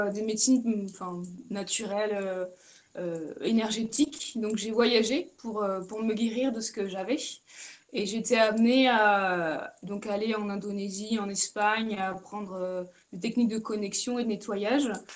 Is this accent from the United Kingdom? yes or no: no; Charente-Maritime, Nouvelle-Aquitaine, France; also born or lived in Brittany; now in Paulmy, France; je suis originaire de Charente-Maritime